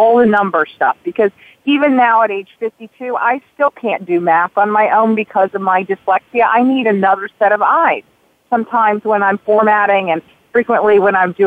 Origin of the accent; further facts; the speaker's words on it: North Carolina, United States; I grew up in North Carolina.